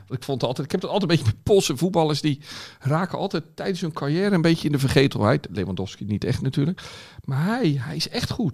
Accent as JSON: {"language": "Dutch", "town": "Rotterdam", "region": "South Holland", "country": "Netherlands", "said": "als Rotterdammer"}